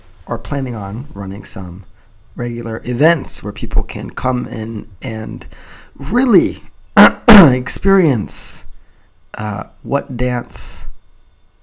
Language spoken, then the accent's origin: English; Japan; we Japanese people